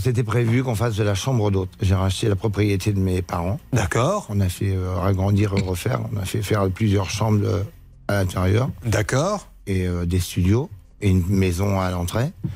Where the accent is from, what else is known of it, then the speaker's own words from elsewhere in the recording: Verneuil-sur-Avre, Normandy, France; je suis né à Verneuil-sur-Avre, en Normandie.